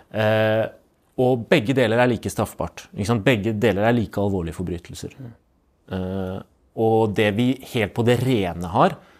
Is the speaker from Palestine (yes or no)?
yes; Palestine; now in Norway; som både palestiner og menneske med tro på rettferdighet